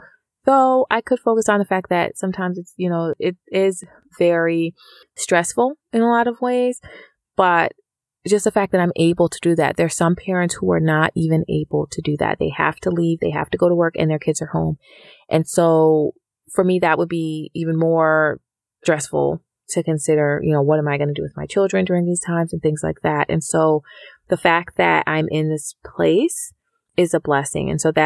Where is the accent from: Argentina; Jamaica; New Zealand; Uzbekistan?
Jamaica; now in United States; Within my family, we came from Jamaica, and so there is no free education there. I went to school here in the U.S.